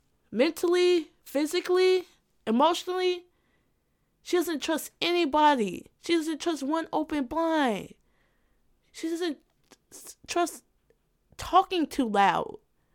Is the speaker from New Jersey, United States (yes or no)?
no; Gary, Indiana, United States; Is my time growing up in Gary, Indiana, still living with the pains of the Indianimalness.